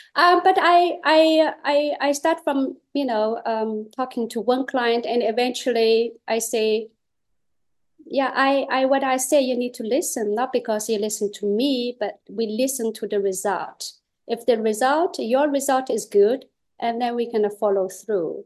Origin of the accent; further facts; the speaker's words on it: China; English is a second language; moved away as an adult; now in Netherlands; I came from China with one pair of chopsticks and two luggages